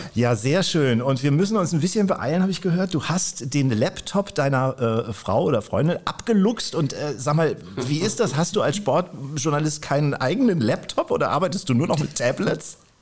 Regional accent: Kiel, Schleswig-Holstein, Germany; als gebürtiger Kieler

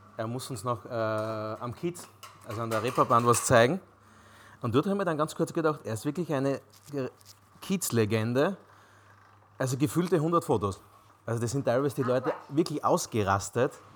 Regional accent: Styrian wine country, Austria; bis zum Weinland, wo ich herkomme

